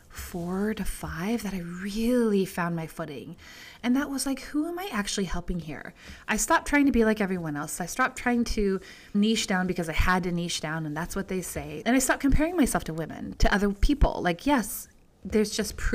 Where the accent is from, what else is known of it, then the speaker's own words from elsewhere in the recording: Georgia, United States; growing up in Georgia